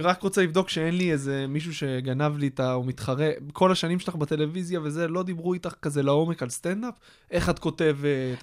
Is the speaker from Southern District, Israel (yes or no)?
no; Kfar Hasidim, Haifa District, Israel; also born or lived in United States; גדלתי ליד חיפה, בכפר חסידים